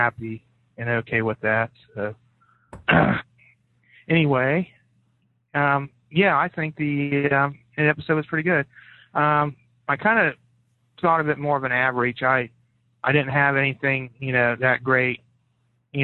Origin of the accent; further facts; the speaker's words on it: Columbus, Ohio, United States; I'm from Columbus, Ohio